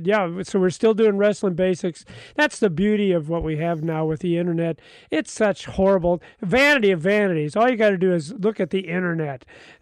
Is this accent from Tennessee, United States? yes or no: no; Kansas City, Missouri, United States; I was born and raised in Kansas City, Missouri.